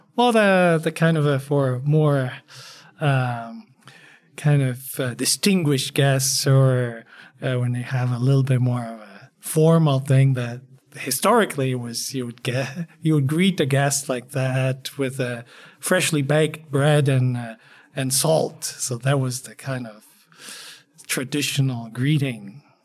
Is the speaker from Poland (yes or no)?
yes; Poland; now in El Paso, United States; I'm a, a Polamex, as I call myself. Uh, and I'm Polish